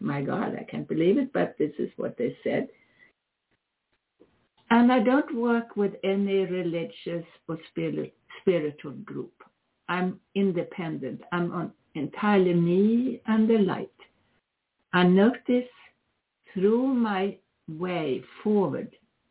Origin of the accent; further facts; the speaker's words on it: Sweden; now in United States; I am originally Swedish, if you didn't know that. I'm an American citizen